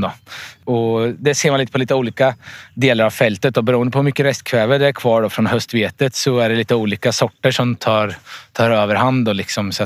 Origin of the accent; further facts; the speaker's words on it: Vikbolandet, Östergötland, Sweden; Här, det här är jag uppvuxen, så det här är min föräldragård från början